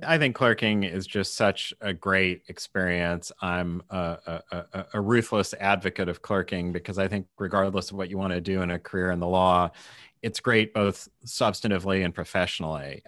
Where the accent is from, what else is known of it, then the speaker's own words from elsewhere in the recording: Kansas City, United States; I worked for the Kansas City Star, basically my hometown newspaper